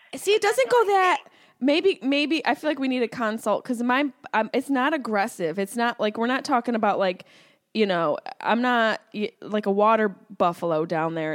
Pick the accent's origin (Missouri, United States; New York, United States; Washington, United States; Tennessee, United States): New York, United States; Syracuse; now in Los Angeles, United States; Yes, I'm from Syracuse, New York